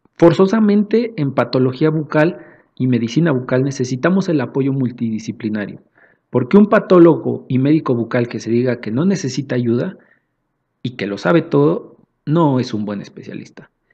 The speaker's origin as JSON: {"language": "Spanish", "region": "Mexico City", "country": "Mexico", "said": "somos de acá de la Ciudad de México"}